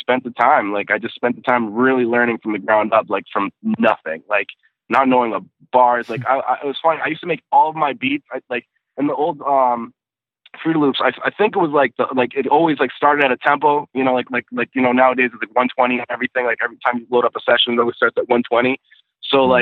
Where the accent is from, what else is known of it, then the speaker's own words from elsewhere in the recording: North Shore, north of Boston, Massachusetts, United States; I'm a little bit north of Boston. I grew up on the North Shore, which is about, like, 20, 30 minutes or so, like, north of Boston